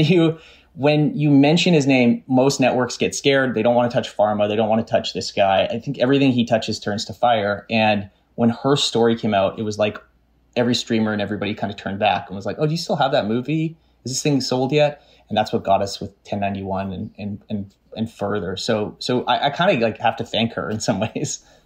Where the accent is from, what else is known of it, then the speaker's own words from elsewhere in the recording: Canada; growing up in Canada and living in Canada